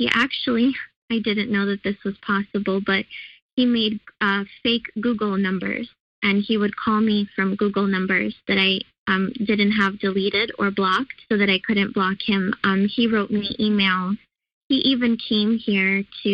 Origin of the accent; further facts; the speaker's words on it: California, United States; moved away as an adult; also born or lived in Chicago; I moved from Chicago to California, and where my parents live and where I grew up before I moved to Chicago for school